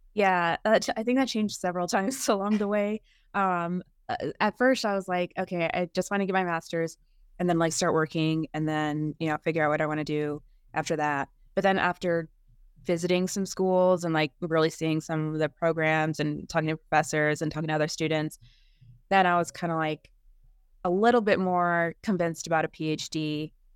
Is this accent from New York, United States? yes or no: no; California, United States; I grew up in California